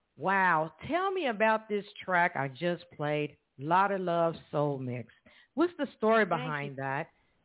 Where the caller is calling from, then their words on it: Evansville, Indiana, United States; I am calling from Evansville, Indiana.